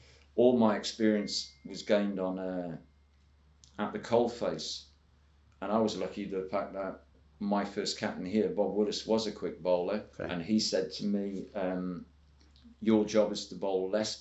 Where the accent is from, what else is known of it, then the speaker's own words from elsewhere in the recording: Northumberland, North East England, United Kingdom; I wasn't even from a first-class county. I was from Northumberland.